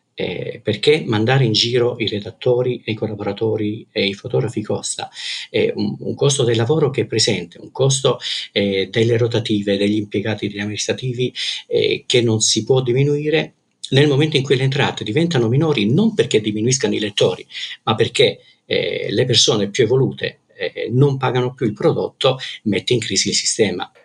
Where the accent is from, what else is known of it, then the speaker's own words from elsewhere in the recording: Calabria, Italy; moved away as an adult; now in Pisa, Italy; Vengo dalla Calabria, eh, una terra che amavo e amo forse ancora, ancora di più ora che non ci abito, mm, ora che non ci abito eh, però se la mia formazione e la mia infanzia eh, sono state in Calabria